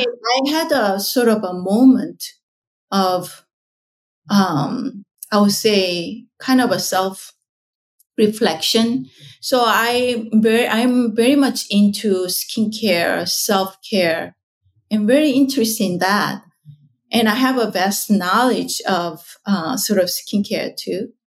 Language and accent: English; South Korea; moved away; so I was born in South Korea